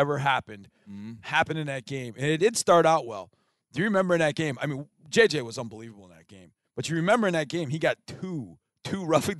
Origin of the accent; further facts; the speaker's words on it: Wisconsin, United States; moved away; before I moved here, I grew up in Wisconsin.